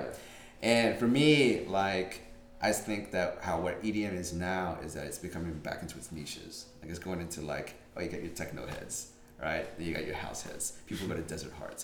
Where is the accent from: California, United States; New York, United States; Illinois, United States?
California, United States; Santa Barbara; I grew up in Santa Barbara